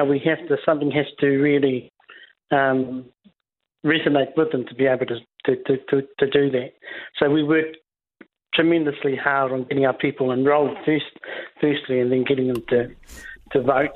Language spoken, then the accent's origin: English; New Zealand; I'm first and foremost, I'm from a tribe, I'm from an iwi, I'm Māori, but I'm also a New Zealander.